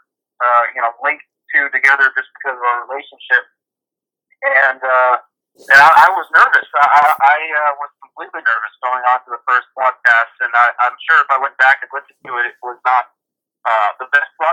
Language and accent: English; Connecticut, United States; moved away as an adult; I grew up in Connecticut